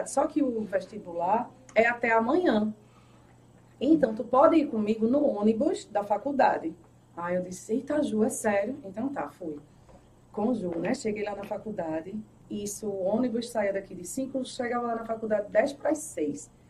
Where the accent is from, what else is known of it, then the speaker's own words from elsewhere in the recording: Recife, Pernambuco, Brazil; also born or lived in Paulista; Recife, morei. Ai, já morei em Recife, já morei em Paulista, no Janga.